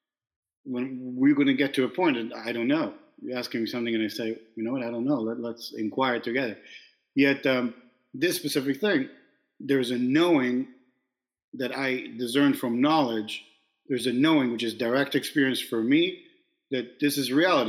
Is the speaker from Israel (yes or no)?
yes; Israel; now in New York, United States; I was born in New York. And now you tell me, oh, wait a minute. Where were you raised? And I'm like, oh, in Israel.